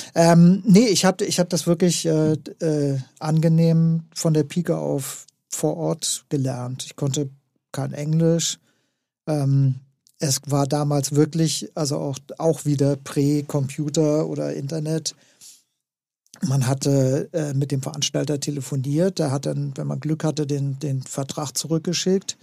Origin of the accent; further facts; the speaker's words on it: West Germany, Germany; als, als Westdeutscher